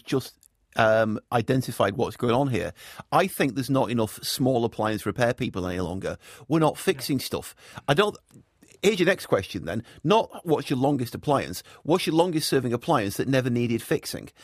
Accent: Salford, North West England, United Kingdom; now in New Zealand; I'm from I'm from the north of England. I'm from Manchester, actually from Salford

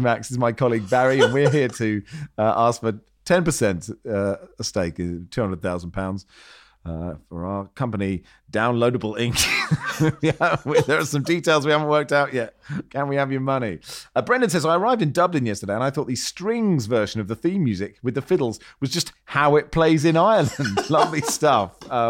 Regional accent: Hong Kong; Growing up in Hong Kong, she let me get up in the middle of the night to watch the 1981 FA Cup final between Manchester City and Spurs.

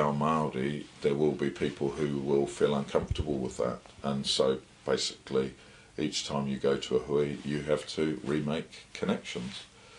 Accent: England, United Kingdom; now in New Zealand; I'm still an Englishman. I've been challenged when I say my pēpēha, and I link back to the UK.

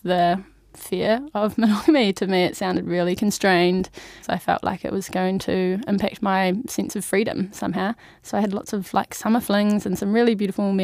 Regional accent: Timaru, Canterbury, New Zealand; moved away as an adult; now in Wellington, New Zealand; I'm originally from Timaru

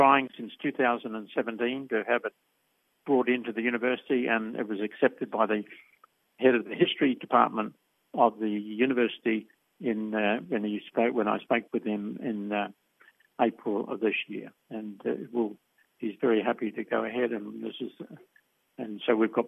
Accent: Australia; my feeling of being an Australian, a proud Australian

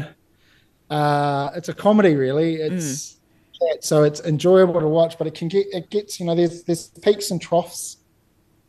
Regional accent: New Zealand; I was raised in Te Ao Māori, so, you know, I'm from that kohanga generation

